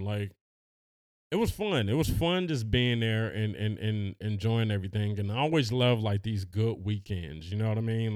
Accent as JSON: {"language": "English", "town": "Los Angeles", "region": "California", "country": "United States", "said": "we're from Los Angeles"}